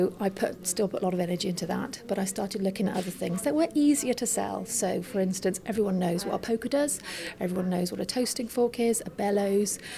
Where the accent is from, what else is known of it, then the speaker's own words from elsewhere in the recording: Herefordshire, West Midlands, United Kingdom; I was born and bred in Herefordshire.